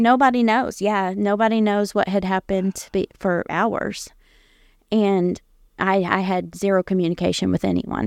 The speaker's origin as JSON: {"language": "English", "region": "Indiana", "country": "United States", "tie": "born or raised there", "also_born_or_lived": "Ohio", "said": "I grew up there in Indiana as a pastor's kid."}